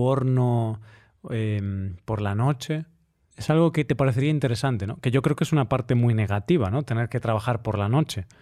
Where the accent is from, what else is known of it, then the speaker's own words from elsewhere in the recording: Spain; como español, que llevaba toda mi vida comiendo pan